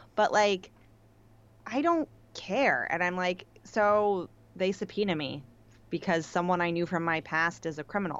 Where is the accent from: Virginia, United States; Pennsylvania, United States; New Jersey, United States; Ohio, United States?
Pennsylvania, United States; Pittsburgh; moved away; also born or lived in New York; I'm from Pittsburgh. People say yins